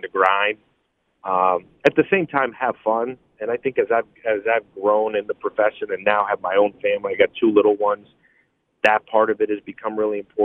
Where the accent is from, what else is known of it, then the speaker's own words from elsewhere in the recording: New York City, New York, United States; growing up in Brooklyn